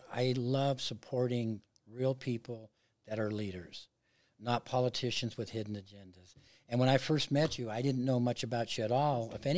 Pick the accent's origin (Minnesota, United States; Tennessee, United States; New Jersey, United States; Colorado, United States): Colorado, United States; Pueblo; Pueblo, obviously I was born and raised there. Went to South High School